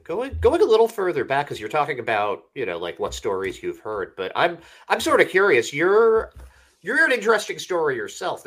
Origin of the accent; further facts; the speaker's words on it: Boston, Massachusetts, United States; I grew up in Boston or around Boston